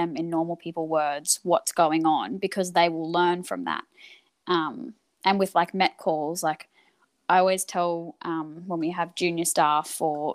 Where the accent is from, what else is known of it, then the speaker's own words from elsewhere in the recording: Queensland, Australia; moved away as an adult; now in Melbourne, Australia; I'm originally from Queensland, and mm-hmm. I moved to Melbourne